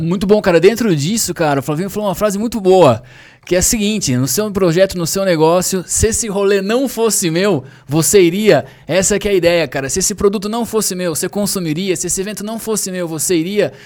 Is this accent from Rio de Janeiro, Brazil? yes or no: no; Sorocaba, São Paulo, Brazil; a gente é da mesma cidade, lá de Sorocaba, a gente grava em São Paulo agora